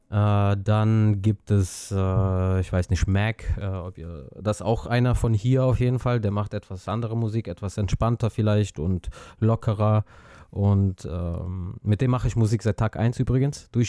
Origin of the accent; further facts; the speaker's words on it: Azerbaijan; now in Neuss, Germany; ursprünglich komme ich aus Aserbaidschan.